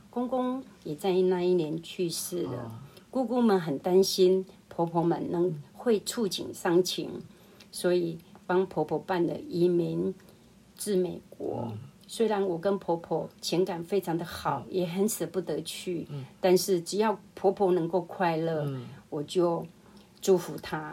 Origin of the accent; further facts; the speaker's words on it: Chiayi County, Taiwan; 我是在嘉义一个小村庄长大的孩子，父母亲都是务嗯。农，日出而作，日落而息